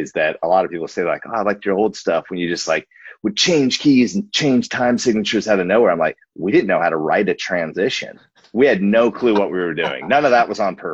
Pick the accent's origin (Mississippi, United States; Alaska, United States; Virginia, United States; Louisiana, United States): Alaska, United States; moved away as an adult; also born or lived in Wasilla, Alaska / Portland, Oregon; We grew up in Alaska and it's very isolated, but like very special. So we love the place that we're from